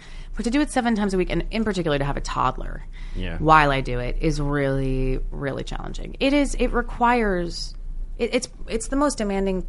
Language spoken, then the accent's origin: English; New Jersey, United States; born or raised there